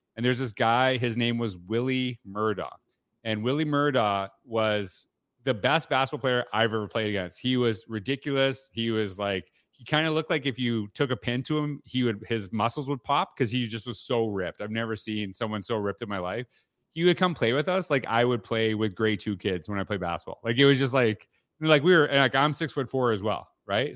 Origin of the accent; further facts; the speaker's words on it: Canada; growing up in Canada